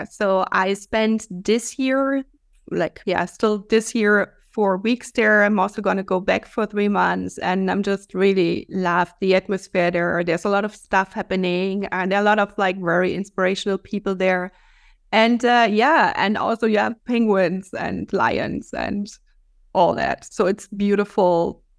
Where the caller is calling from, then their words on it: Valencia, Valencian Community, Spain; I'm in Valencia, Spain.